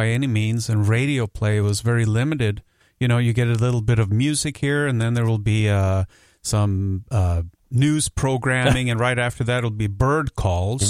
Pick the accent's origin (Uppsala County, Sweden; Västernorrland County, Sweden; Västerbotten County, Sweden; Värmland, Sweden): Västernorrland County, Sweden; Sundsvall; English is a second language; moved away as an adult; also born or lived in Stockholm; I was born in Stockholm, but I was raised up north in a town called Sundsvall